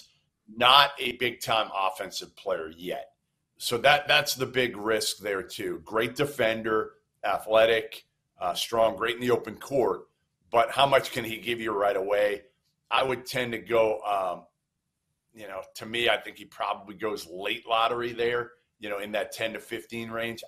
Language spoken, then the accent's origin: English; Boston, Massachusetts, United States; I'm from Boston